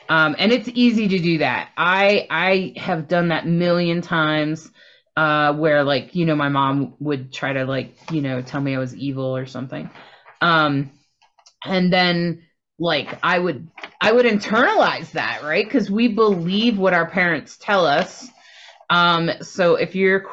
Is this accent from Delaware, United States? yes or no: yes; Delaware, United States; I grew up in Delaware